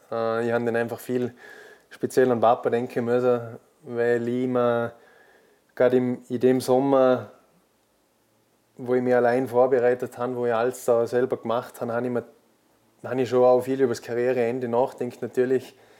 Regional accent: Austria; als Österreicher

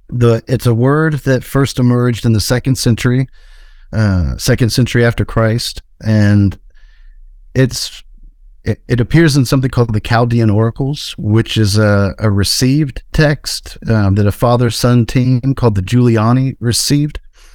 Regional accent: Deep South, United States; My brother and I, you know, we were a lot like I imagined you and Terrence were. We grew up in the Deep South

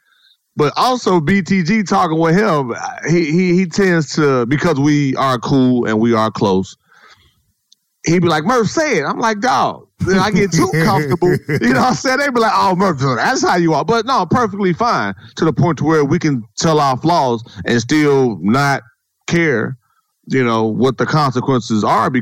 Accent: Gary, Indiana, United States; moved away; Growing up in Gary, Indiana, born and raised, go back to the city now

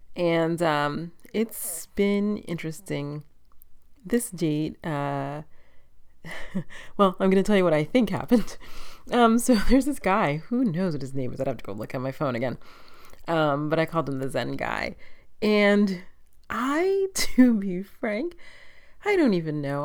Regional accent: East Coast, United States; moved away; I grew up on the East Coast

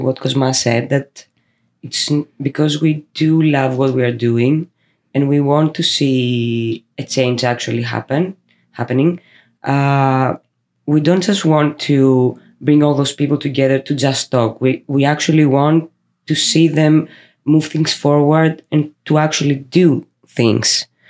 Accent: Greece; we are from Greece

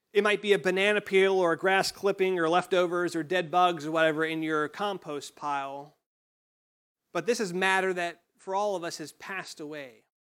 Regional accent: United States; growing up in Johnson County

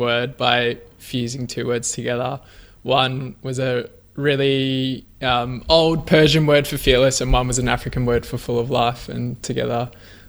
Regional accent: Melbourne, Victoria, Australia; now in Ocean Grove, Australia; I grew up in Melbourne, and 3 years ago, I moved down the coast to Ocean Grove

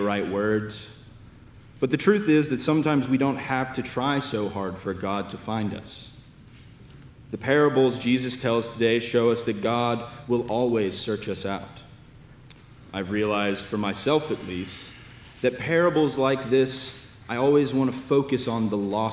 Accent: Lexington, Kentucky, United States; moved away as an adult; now in Austin, United States; I am from the Diocese of Lexington in Lexington, Kentucky.

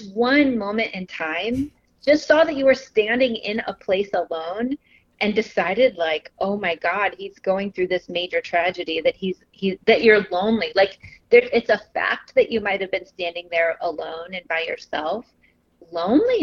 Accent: Southern Illinois, United States; moved away as an adult; now in Chicago, United States; I grew up in the Midwest in Southern Illinois. I have lived in Chicago for over 20 years

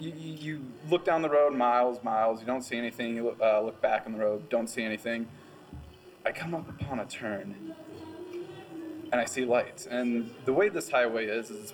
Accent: Springville, Iowa, United States; I am actually from Springville, Iowa

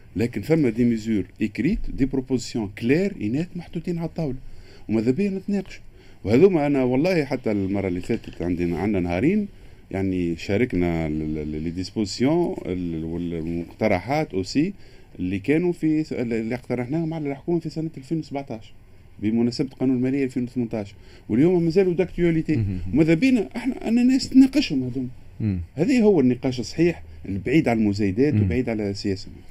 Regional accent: Tunisia; عندنا في تونس

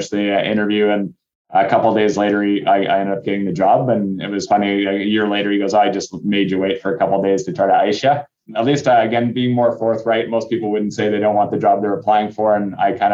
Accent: North Vancouver, British Columbia, Canada; I grew up in North Vancouver

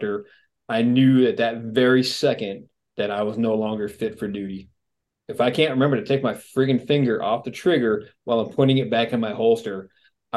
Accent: New England, United States; moved away; also born or lived in Phoenix, Arizona; I was born in New England back in the late 60s

